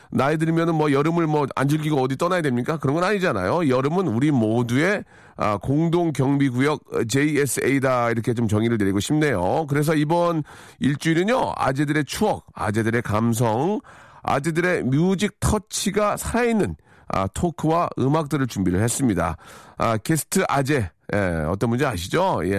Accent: Seoul, South Korea; 저 서울이 고향인데요.

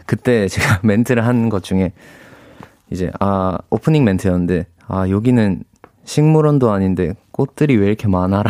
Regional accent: Busan, South Korea; 말도 제가 부산 사람인데 네. 약간 살짝 거친 느낌도 있어서

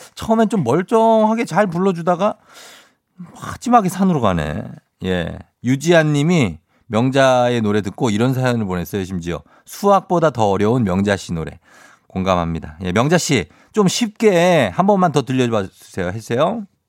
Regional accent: Goyang, Gyeonggi Province, South Korea; 저 고양시 토박이에요. 주엽고 졸업했어요

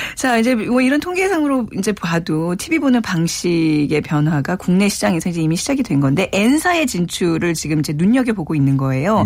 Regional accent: Seoul, South Korea; 저도 이제 어렸을 때 기억에 한옥에서 살았었거든요

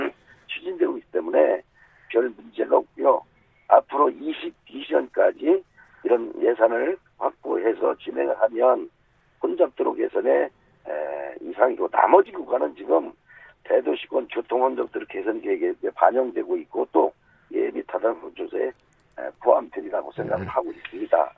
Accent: Daejeon, South Korea; 대전 중구에 함께 하면서 자라왔습니다.

